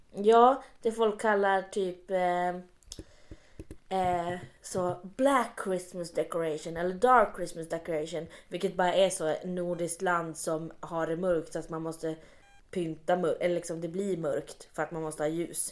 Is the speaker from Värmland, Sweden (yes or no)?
no; Luleå, Norrbotten County, Sweden; jag är uppväxt i Luleå